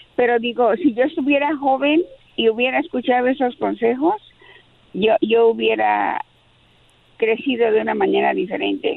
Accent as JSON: {"language": "Spanish", "region": "Mexico City", "country": "Mexico", "said": "es de la Ciudad de México como yo"}